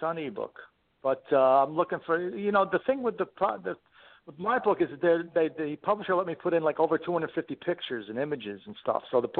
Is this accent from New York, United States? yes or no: yes; New York City, New York, United States; We grew up in Queens, Forest Hills, went to junior high school